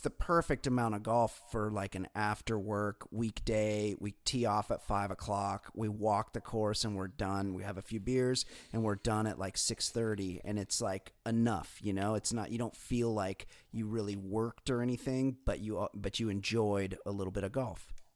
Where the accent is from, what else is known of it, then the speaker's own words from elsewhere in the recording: California, United States; for me, it's home, and we have the ocean right here